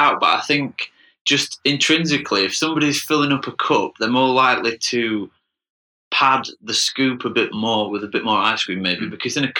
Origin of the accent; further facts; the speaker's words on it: Sheffield, Yorkshire and the Humber, United Kingdom; moved away as an adult; also born or lived in London; now in Berlin, Germany; especially where I grew up in Sheffield